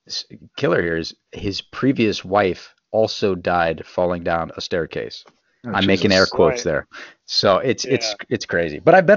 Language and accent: English; Durham, North Carolina, United States; now in Maryland, United States; I'm from North Carolina. I'm from Durham.